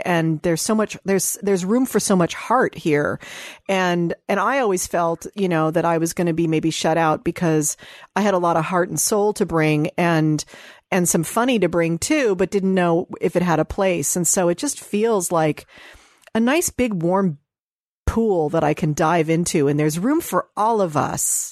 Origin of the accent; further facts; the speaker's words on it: Dayton, Ohio, United States; I was born in Dayton, Ohio